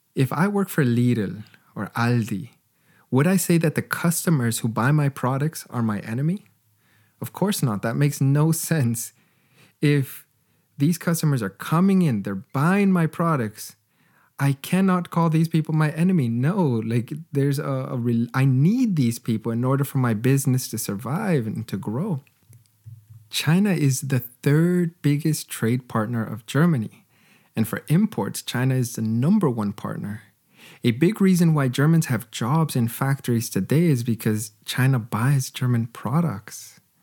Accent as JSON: {"language": "English", "country": "Canada", "said": "As a Canadian"}